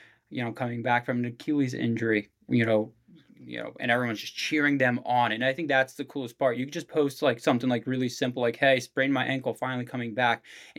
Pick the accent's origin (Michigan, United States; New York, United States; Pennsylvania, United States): Pennsylvania, United States; Abington; Yeah, so right outside of Philadelphia. So I grew up in a small town, Abington. Not too large.